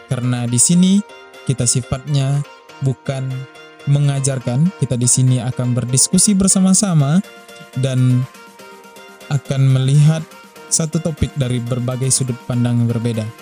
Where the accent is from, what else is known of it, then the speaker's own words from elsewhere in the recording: West Sumatra, Indonesia; Asal saya dari Sumatera Barat, kalau domisili sekarang di Kota Padang.